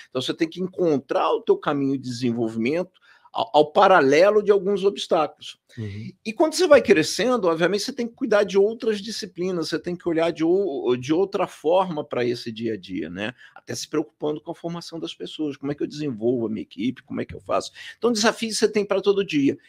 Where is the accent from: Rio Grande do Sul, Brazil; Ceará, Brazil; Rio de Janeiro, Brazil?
Rio de Janeiro, Brazil; moved away as an adult; now in São Paulo, Brazil; Então nasci no Rio, cresci no Rio, comecei a minha vida profissional por lá, estudei lá